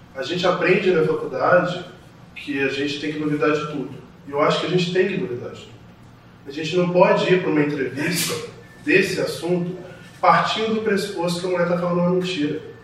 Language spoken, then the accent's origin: Portuguese; Brazil; como brasileiro